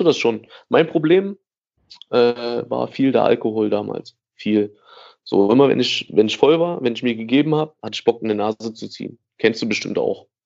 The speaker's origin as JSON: {"language": "German", "town": "Gera", "region": "Thuringia", "country": "Germany", "tie": "born or raised there", "said": "ich bin in Lusan aufgewachsen. Ähm, das ist ein Bezirk, größte Trabantenstadt, so, die es hier gibt"}